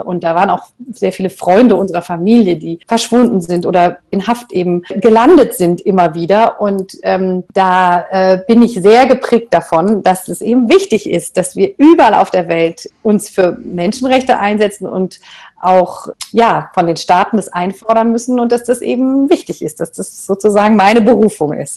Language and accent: German; Germany; bei uns in Deutschland